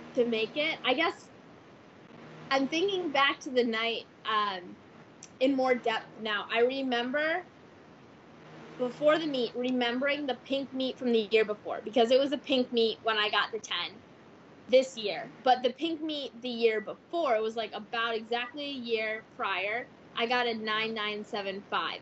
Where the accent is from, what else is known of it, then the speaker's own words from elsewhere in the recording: Ann Arbor, Michigan, United States; moved away; I'm from Ann Arbor